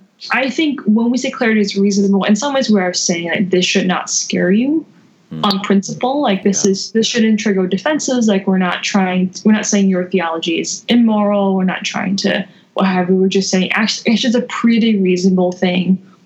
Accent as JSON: {"language": "English", "region": "California", "country": "United States", "tie": "born or raised there", "also_born_or_lived": "Southeast Asia", "said": "I grew up in Southeast Asia and California, and my parents were kind of missionary pastors"}